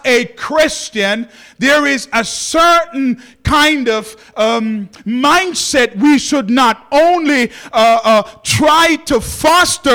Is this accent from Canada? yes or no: no; Jamaica; I'm from Jamaica